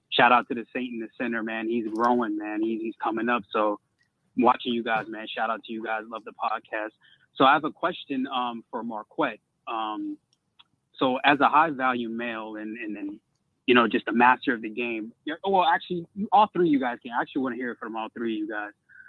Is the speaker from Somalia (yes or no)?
yes; Somalia; I come from a Muslim. I'm from Somalia, so that's one of the reasons why